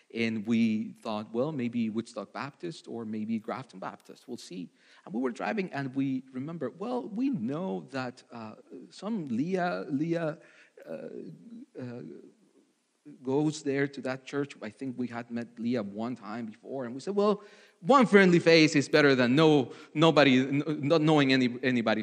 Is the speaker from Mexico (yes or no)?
yes; Mexico City, Mexico; moved away; I was born in Mexico City uh, to loving parents